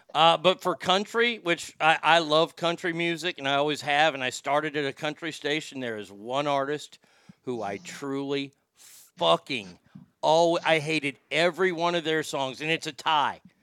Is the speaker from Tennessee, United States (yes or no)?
no; Texas, United States; moved away as an adult; also born or lived in Reno / Sacramento; I lived in Reno and I lived in Sacramento for 20 plus years after growing up in Texas